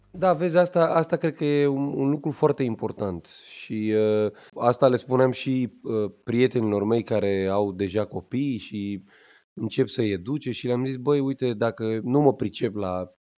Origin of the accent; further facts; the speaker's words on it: Pitești, Argeș, Romania; eu m-am născut în Pitești, județul Argeș, frumos, la spitalul județean